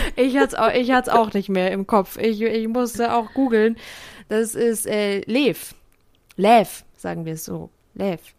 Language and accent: German; Bavaria, Germany; Bei uns in Bayern